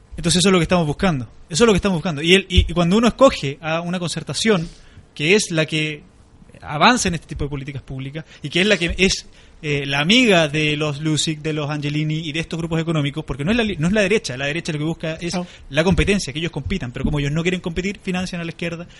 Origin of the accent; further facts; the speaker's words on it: Osorno, Los Lagos, Chile; moved away as an adult; now in Valparaíso, Chile; yo soy de Osorno